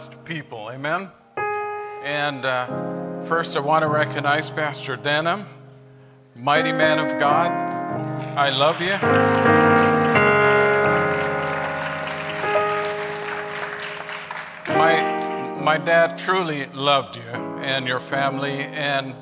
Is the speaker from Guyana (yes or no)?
yes; Guyana; now in United States; I grew up in Guyana